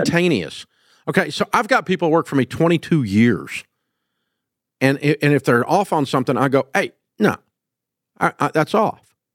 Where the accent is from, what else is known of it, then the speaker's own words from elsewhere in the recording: the South, United States; I'm from the South